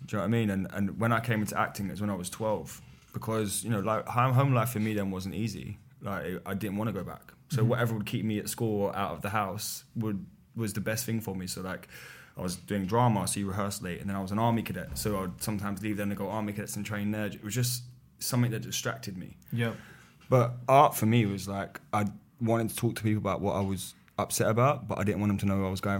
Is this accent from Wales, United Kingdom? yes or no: no; Poplar, London, United Kingdom; Poplar, East London.